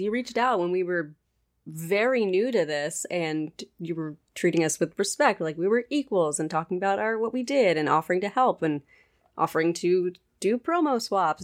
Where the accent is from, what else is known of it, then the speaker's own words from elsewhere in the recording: United States; now in Pennsylvania, United States; we do not have in America